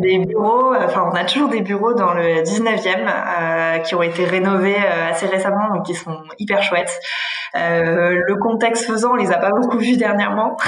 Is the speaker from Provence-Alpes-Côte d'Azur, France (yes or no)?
yes; Aix-en-Provence, Provence-Alpes-Côte d'Azur, France; je suis originaire du sud de la France, du côté d'Aix-en-Provence.